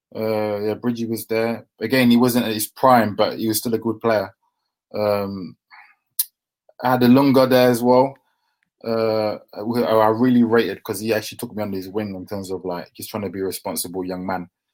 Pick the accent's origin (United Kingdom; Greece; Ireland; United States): United Kingdom; London; we grew up in Deptford, Lewisham, so it's quite near the Millwall area